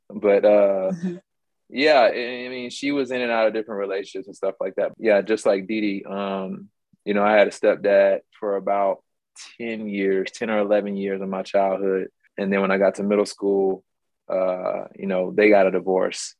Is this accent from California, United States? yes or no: no; Mobile, Alabama, United States; also born or lived in Baltimore, Maryland; I'm actually from Mobile, but I was born in Baltimore.